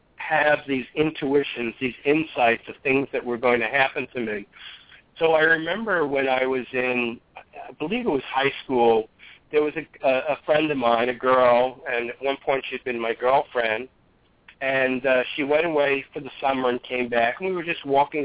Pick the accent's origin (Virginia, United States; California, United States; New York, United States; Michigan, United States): New York, United States; I grew up in New York